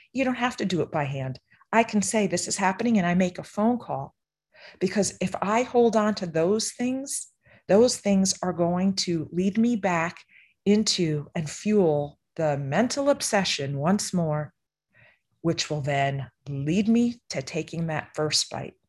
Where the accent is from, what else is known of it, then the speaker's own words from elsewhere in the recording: East Coast, United States; I grew up on the East Coast